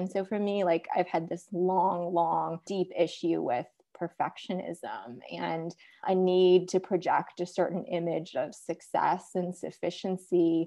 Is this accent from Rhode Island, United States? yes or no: no; Minneapolis suburbs, Minnesota, United States; also born or lived in South Korea; I was born in South Korea and I was adopted by white parents in the Minneapolis suburbs. So I grew up in Minnesota